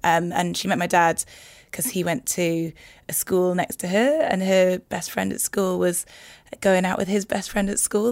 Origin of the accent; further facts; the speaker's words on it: Newcastle upon Tyne, North East England, United Kingdom; moved away as an adult; I grew up in in Newcastle in a place called Heaton.